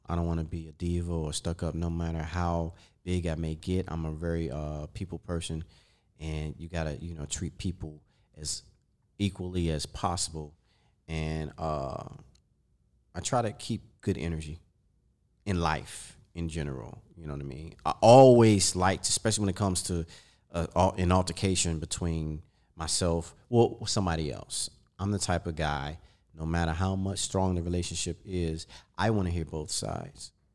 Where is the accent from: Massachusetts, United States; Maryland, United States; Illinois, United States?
Maryland, United States; I'm from Maryland, D M V